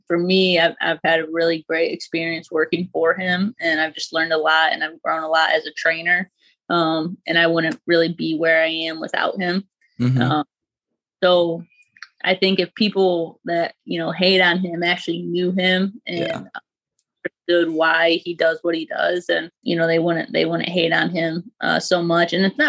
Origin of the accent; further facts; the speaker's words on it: Grand Rapids, Michigan, United States; Grand Rapids, Michigan.